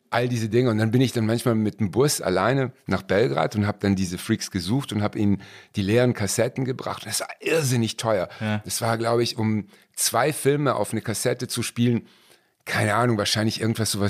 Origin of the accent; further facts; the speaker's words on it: Cologne, North Rhine-Westphalia, Germany; also born or lived in Rottweil; Nein, ich komme aus Köln.